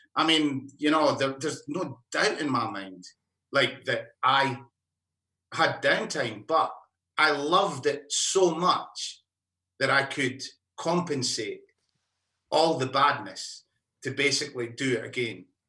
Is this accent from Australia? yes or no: yes; Alice Springs, Northern Territory, Australia; I'm from Alice Springs, as you can tell by the accent.